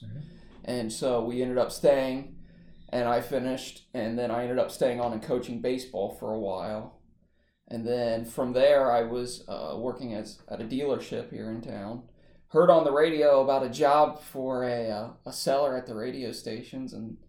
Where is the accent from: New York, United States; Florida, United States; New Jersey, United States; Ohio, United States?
Ohio, United States; Dayton; moved away as an adult; now in Winona Lake, United States; I was born and raised in Dayton, Ohio area, suburb there.